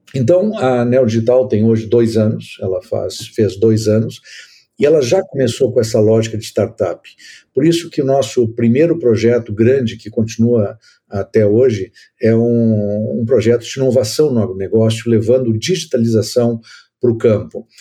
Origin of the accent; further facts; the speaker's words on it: the South, southern Brazil, Brazil; eu sou aqui do Sul